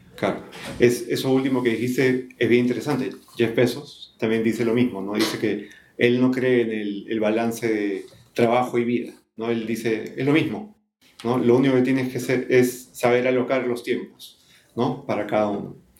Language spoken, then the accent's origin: Spanish; Peru; como peruanos, específicamente como peruanos